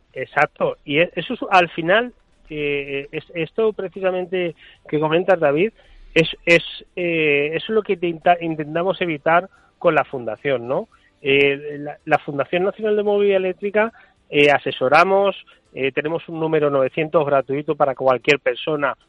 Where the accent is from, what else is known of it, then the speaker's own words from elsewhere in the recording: Valencian Community, Spain; yo soy valenciano